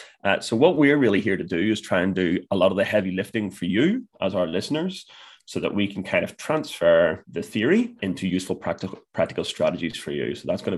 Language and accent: English; Ireland; That's going to be a real challenge for me as an Irish man.